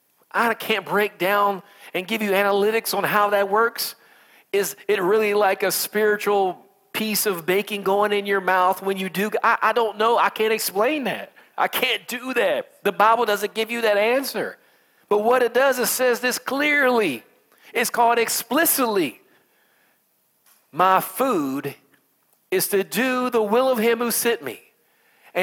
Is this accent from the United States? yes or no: yes; United States; I'm American